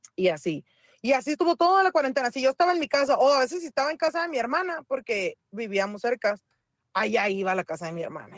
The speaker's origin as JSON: {"language": "Spanish", "town": "Mexicali", "region": "Baja California", "country": "Mexico", "said": "yo soy de Mexicali"}